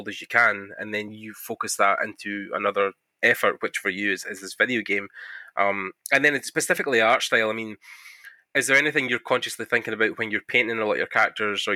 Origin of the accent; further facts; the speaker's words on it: Scotland, United Kingdom; I'm Scottish